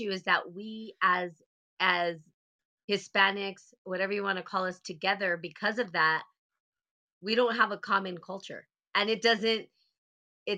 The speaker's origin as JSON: {"language": "English", "country": "United States", "also_born_or_lived": "India", "said": "I'm American"}